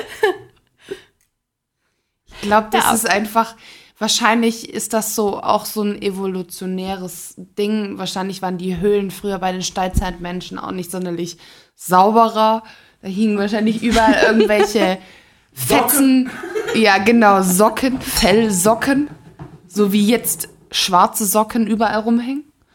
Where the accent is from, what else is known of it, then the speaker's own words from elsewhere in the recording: Stuttgart, Baden-Württemberg, Germany; moved away; ich komme ursprünglich aus Stuttgart